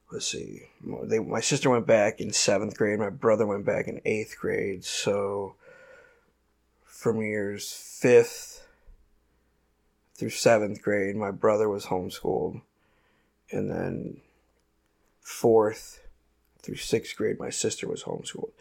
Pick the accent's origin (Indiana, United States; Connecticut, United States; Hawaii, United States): Indiana, United States; Merrillville; shitty town in Indiana called Maryville.